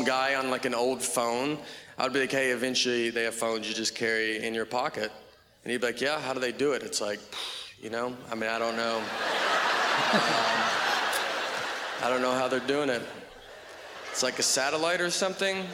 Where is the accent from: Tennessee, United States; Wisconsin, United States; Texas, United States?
Tennessee, United States; Nashville; I'm from Nashville, Tennessee